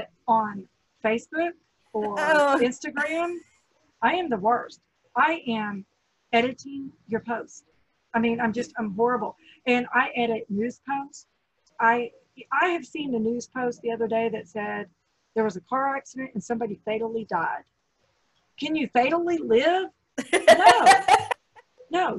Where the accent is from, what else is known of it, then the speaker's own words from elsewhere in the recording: Texas, United States; It's part of my Southern charm. I'm a Texan.